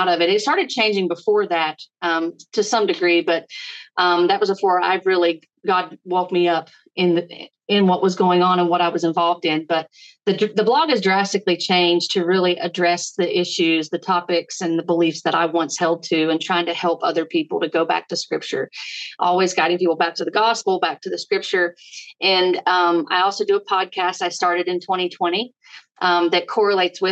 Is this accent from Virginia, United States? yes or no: yes; Virginia, United States; I am from Virginia. That's where we reside